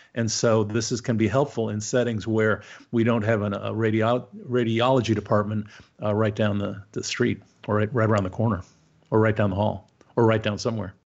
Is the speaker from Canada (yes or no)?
yes; Canada; now in United States; I'm Canadian originally, so I, I'd like to think it's better in my homeland.